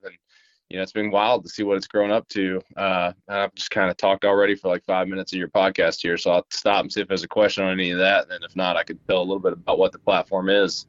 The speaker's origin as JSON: {"language": "English", "town": "Middlesboro", "region": "Kentucky", "country": "United States", "tie": "born or raised there", "also_born_or_lived": "Tennessee", "said": "I'm from Appalachia in Middlesboro, Kentucky, born in uh, eastern Kentucky and grew up there and uh, lived there for 18 years."}